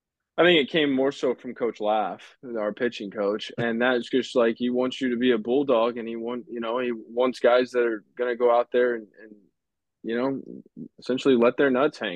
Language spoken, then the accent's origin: English; Houston, Texas, United States; I'm from Texas, Houston, Texas, about 45 minutes from College Station.